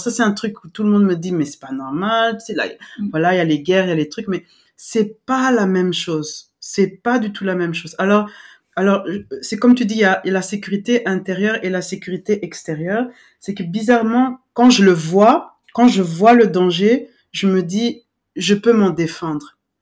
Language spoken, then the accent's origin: French; western DR Congo, DR Congo; moved away; moi j'ai grandi à l'ouest